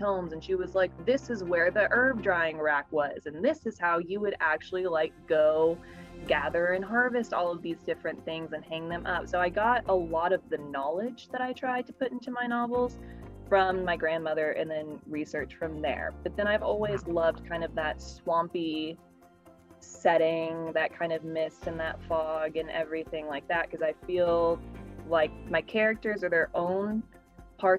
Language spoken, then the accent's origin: English; Houston, Texas, United States; also born or lived in Knoxville, Tennessee; I was raised, if not born, in Houston, Texas